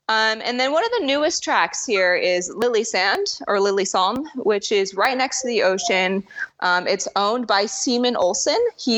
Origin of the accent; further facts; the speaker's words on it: San Diego, California, United States; now in Norway; I am from San Diego, California. I'm 28 years old, and I am a drift car driver. I now live in Norway.